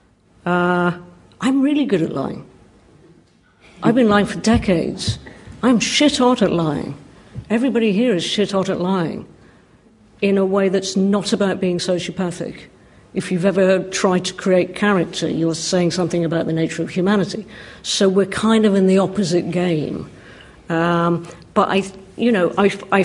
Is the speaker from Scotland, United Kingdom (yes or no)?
yes; Scotland, United Kingdom; I grew up in Scotland in a small town which abutted on countryside